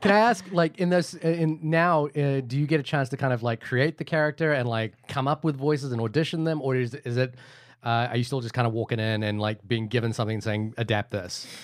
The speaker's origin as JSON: {"language": "English", "country": "New Zealand", "tie": "born or raised there", "said": "I grew up in New Zealand"}